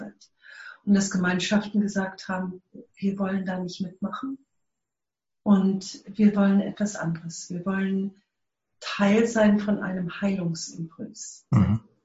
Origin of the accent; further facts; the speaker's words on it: South Africa; German is a second language; ich komme aus Südafrika